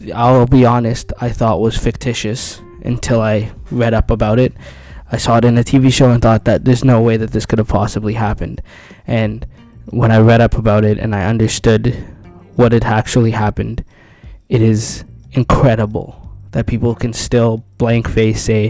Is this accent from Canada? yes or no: yes; Canada; I am a Canadian citizen who was born in Canada.